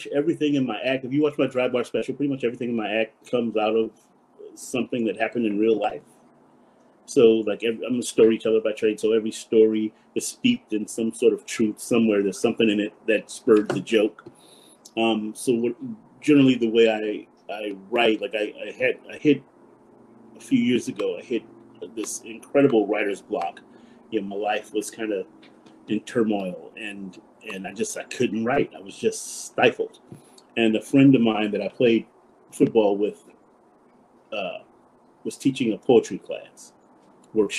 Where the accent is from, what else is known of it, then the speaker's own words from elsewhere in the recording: Compton, California, United States; I grew up in Compton, California